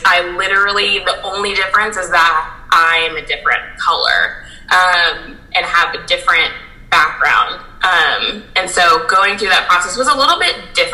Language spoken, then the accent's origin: English; Fort Wayne, Indiana, United States; I grew up in Fort Wayne, Indiana, and I had a very diverse upbringing